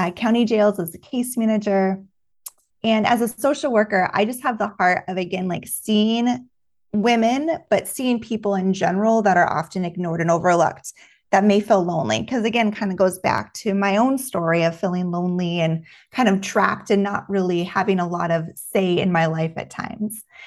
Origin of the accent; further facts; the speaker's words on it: Juneau, Alaska, United States; moved away as an adult; now in Texas, United States; I was born and raised in June, Alaska